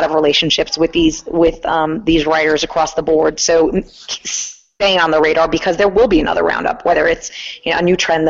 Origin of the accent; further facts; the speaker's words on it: Great Neck, New York, United States; I grew up in Great Neck, Long Island.